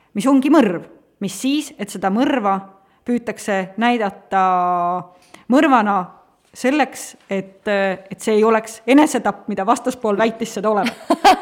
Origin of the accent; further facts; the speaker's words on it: Tartu, Tartu County, Estonia; Tartust tulen, sealt ma olen pärit